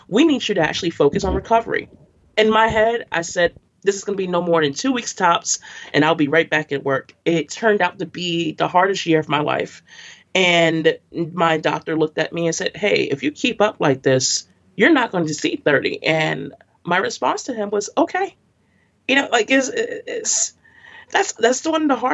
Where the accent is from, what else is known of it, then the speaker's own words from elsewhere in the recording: New York City, New York, United States; I grew up in Brooklyn all of my life, and I'm a Bed-Stuy, East New York, and Crown Heights girl